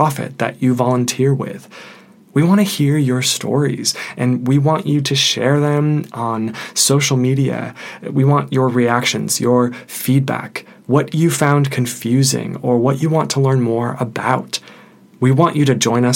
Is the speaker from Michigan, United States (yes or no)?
yes; Detroit, Michigan, United States; I'm originally from Detroit